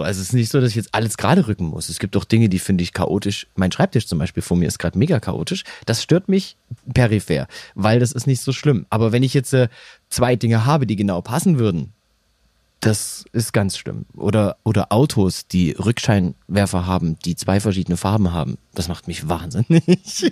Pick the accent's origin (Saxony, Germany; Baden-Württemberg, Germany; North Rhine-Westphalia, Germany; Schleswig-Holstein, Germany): Saxony, Germany; accent: Saxon; moved away; also born or lived in Bavaria; Ich bin gerne in Sachsen geboren. Ich wohnte sehr gerne da.